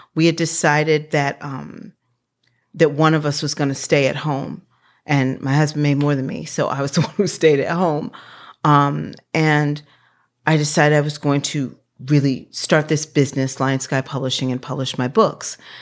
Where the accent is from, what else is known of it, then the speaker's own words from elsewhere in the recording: Washington, District of Columbia, United States; I grew up in Washington, D C at thirteenth and Park Road in the eighties